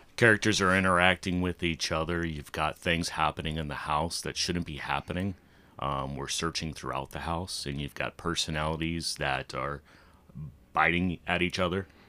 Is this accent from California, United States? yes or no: no; Ocala, Florida, United States; now in Albertville, United States; am born and raised in Ocala, Florida